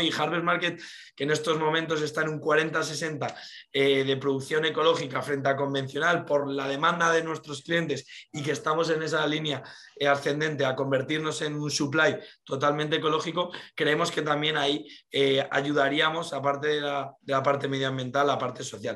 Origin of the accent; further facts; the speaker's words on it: Las Rozas de Madrid, Community of Madrid, Spain; Nosotros somos de Las Rozas de Madrid